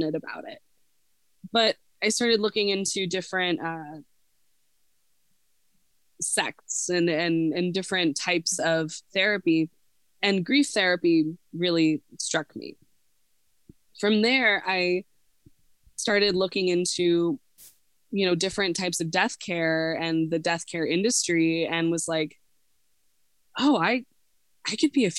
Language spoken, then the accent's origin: English; Montana, United States; also born or lived in Portland, Oregon; So I decided to move back to my home state of Montana